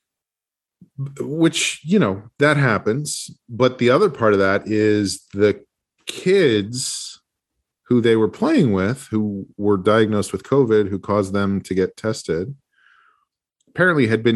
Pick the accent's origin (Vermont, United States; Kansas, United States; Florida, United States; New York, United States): New York, United States; New Rochelle; moved away; New Rochelle, which is my hometown where a lot of my family still lives